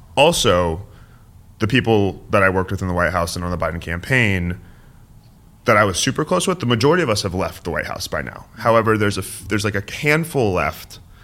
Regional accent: San Francisco, California, United States; I'm born and raised in San Francisco

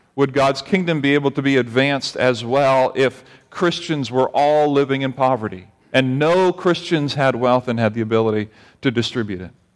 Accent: United States; As an American

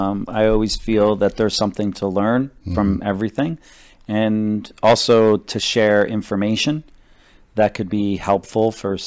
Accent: New Jersey, United States; moved away as an adult; I grew up in New Jersey and on the Jersey Shore. And then when I was 18, I went to New York to model because I needed a job and to make some money.

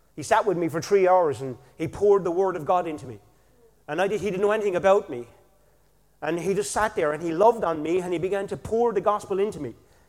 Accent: Killarney, Munster, Ireland; I'm from Killarney

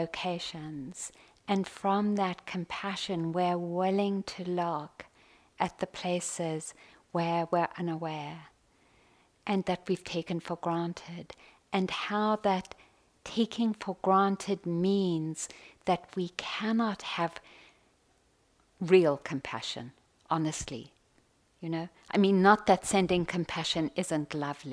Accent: South Africa; Growing up in South Africa, deep training on white entitlement and privilege, on white arrogance

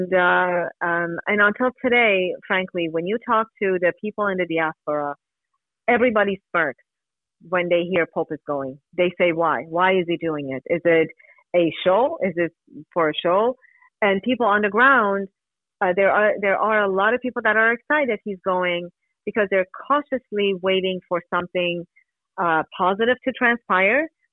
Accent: Iran; moved away; I grew up in Iran, yes.

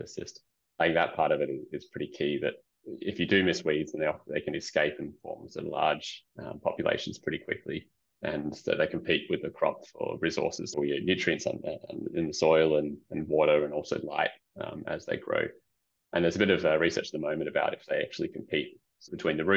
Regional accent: Perth, Western Australia, Australia; I grew up in Perth.

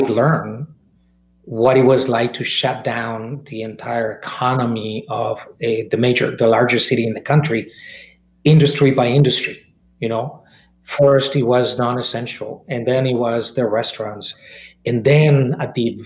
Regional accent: Mexico; moved away; I was born and raised in Mexico

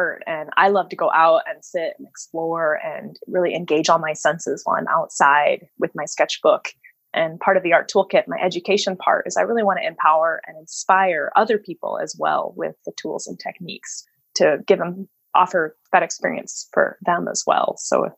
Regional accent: Seattle, Washington, United States; moved away as an adult; also born or lived in Northfield, Minnesota; now in Port Townsend, United States; I'm born and raised in Seattle.

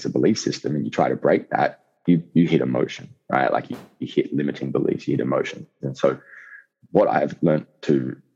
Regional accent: Outback, Australia; I'm an Aussie hooligan, I guess you could say. You know, I grew up in outback Australia

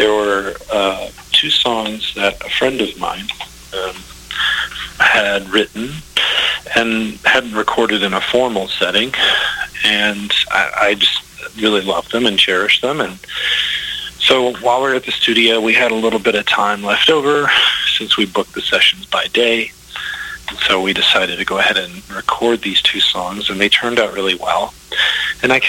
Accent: Texas Panhandle, United States; I was born and raised in Texas, in the Texas Panhandle

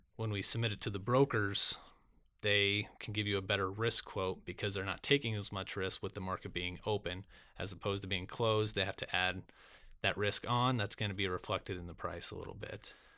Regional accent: Lincoln, Nebraska, United States; I was born in Lincoln, Nebraska

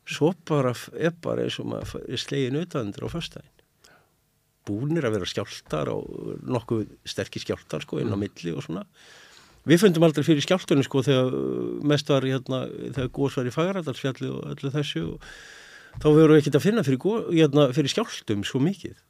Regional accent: Reykjavík, Capital Region, Iceland; moved away as an adult; now in Grindavík, Iceland; Ég segi það sem reykvíkingur, upphælinn, borun

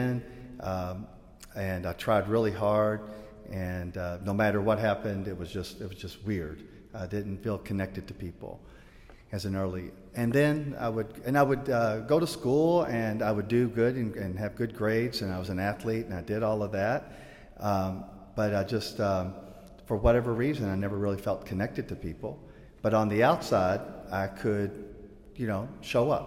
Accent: Louisville, Kentucky, United States; As a little guy, I grew up in Louisville, Kentucky.

